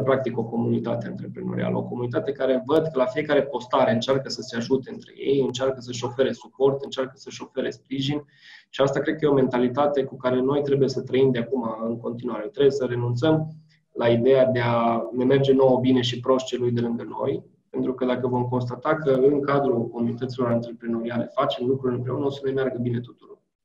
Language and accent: Romanian; Romania